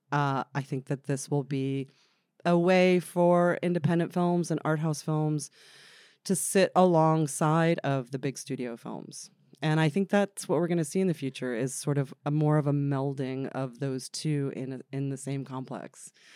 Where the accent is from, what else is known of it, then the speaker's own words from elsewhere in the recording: Freehold, New Jersey, United States; also born or lived in Bradley Beach, New Jersey; I grew up in uh, a town called Freehold in New Jersey